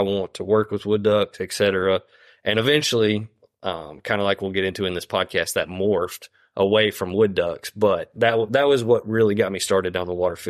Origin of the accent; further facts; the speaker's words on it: Texas, United States; moved away as an adult; now in Louisiana, United States; I was born and raised in Texas. Went to school in Texas, got the first job in Texas with TPWD.